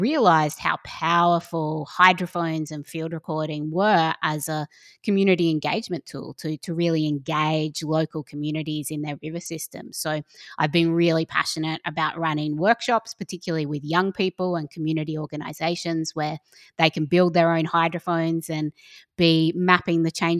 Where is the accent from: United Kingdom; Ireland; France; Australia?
Australia; South Australia; also born or lived in North Queensland; growing up in South Australia, but also in North Queensland on the Great Barrier Reef